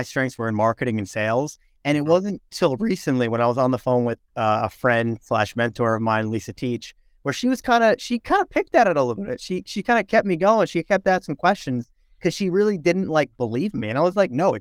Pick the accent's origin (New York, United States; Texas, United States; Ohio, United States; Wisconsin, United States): New York, United States; Pearl River; also born or lived in Lawrenceville, New Jersey; I grew up in Pearl River, New York